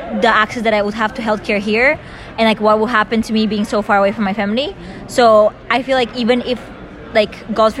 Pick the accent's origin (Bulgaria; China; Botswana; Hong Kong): Bulgaria; moved away as an adult; I'm class of 2023, and I'm from Bulgaria.